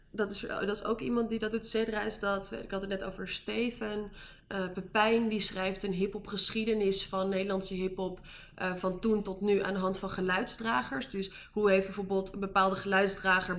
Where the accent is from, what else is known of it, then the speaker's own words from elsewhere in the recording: Amsterdam, North Holland, Netherlands; moved away; also born or lived in Amersfoort / Utrecht; ik kom uit Amsterdam. Ik heb een hele tijd in Amersfoort gewoond.